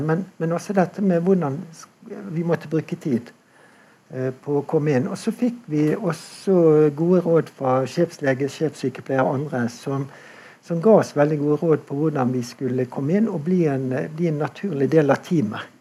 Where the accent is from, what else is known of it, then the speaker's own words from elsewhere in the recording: Bergen, Vestland, Norway; Jeg er jo bergenser